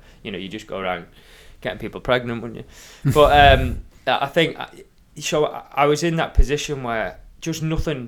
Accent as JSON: {"language": "English", "country": "Isle of Man", "tie": "born or raised there", "said": "growing up on the Isle of Man"}